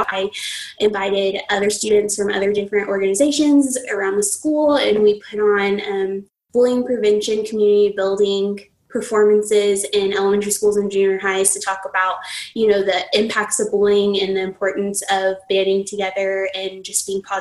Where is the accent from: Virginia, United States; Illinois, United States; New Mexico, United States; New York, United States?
New Mexico, United States; I'm a native New Mexican. That's where I was born and raised, and I still live here